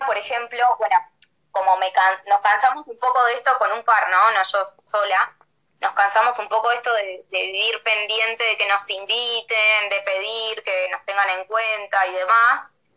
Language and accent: Spanish; Buenos Aires Province, Argentina; moved away as an adult; now in Bariloche, Argentina; soy bonaerense, a ver, no soy de acá